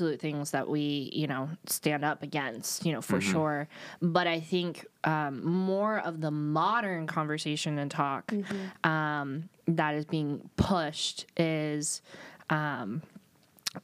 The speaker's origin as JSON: {"language": "English", "region": "California", "country": "United States", "tie": "born or raised there", "said": "growing up in California"}